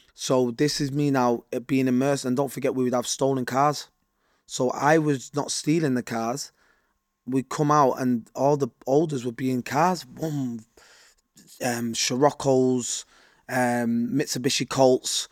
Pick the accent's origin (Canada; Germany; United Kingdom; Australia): United Kingdom; I was born and raised in Rush Home